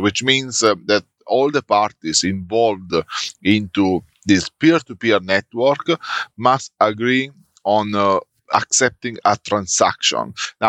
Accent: Italy; moved away as an adult; now in Melbourne, Australia; I'm currently based in Melbourne in Australia. I'm originally from Italy, and I started my career in Italy just out of uni.

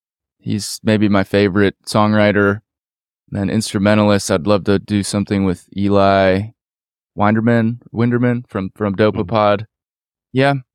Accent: Pittsburgh, Pennsylvania, United States; also born or lived in New York; I was born in New York, but moved to Pittsburgh when I was like one.

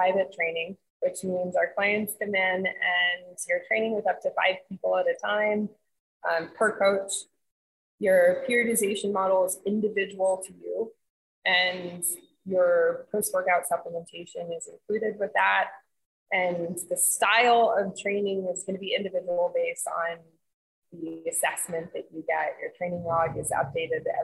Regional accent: New York City, New York, United States; moved away as an adult; now in Florida, United States; I'm from New York City. I was born and raised there. I came here for school in 99

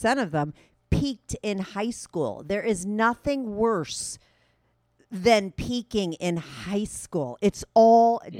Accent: New York, United States; I'm a New Yorker

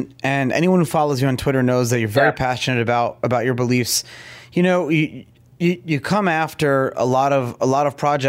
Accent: Canada; I'd be proud as like, you know, like as a Canadian, it's like so much innovation has come out of Canada

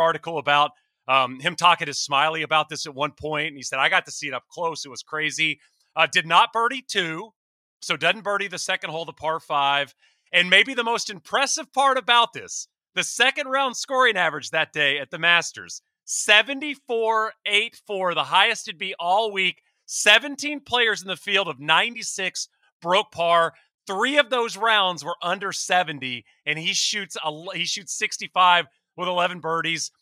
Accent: East Texas, United States; I grew up in East Texas

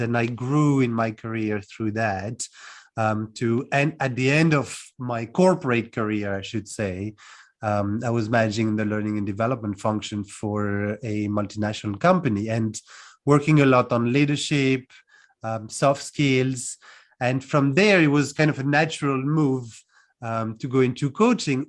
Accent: France; moved away as an adult; also born or lived in United Kingdom; now in Cluj-Napoca, Romania; I'm originally from France, um, born and raised, and I left about 15 years ago to move to the UK first, and now I'm in Cluj-Napoca in Romania

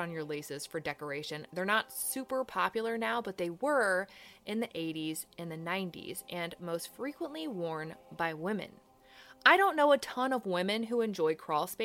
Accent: Virginia, United States; I'm from Virginia

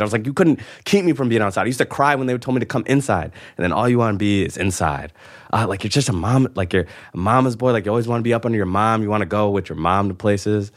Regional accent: Connecticut, United States; now in New York, United States; I'm from Connecticut

